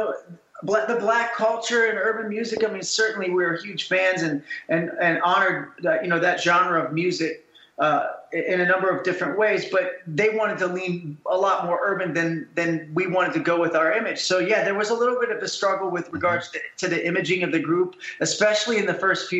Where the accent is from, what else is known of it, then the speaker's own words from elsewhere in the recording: Ohio, United States; we're also from the Midwest in Ohio, where classic rock was the rage